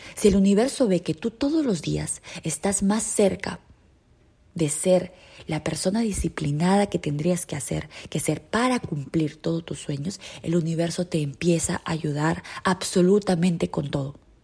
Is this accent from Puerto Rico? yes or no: no; Peru; En mi país, en Perú